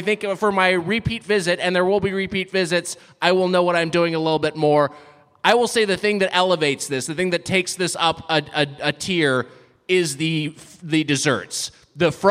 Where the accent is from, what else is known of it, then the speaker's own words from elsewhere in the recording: Southern California, United States; I grew up in Southern California. In-N-Out Burger was an after-school treat